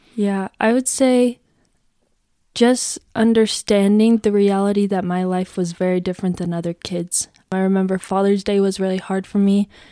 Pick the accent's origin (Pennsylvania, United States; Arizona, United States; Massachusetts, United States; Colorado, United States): Arizona, United States; Gilbert; I am from Gilbert, Arizona